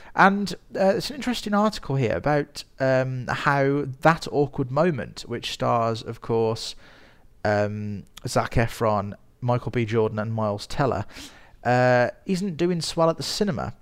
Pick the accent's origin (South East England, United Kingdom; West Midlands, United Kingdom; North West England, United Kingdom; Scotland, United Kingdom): West Midlands, United Kingdom; Birmingham; I am a filmmaker from Birmingham in the United Kingdom, as you can probably tell from my voice.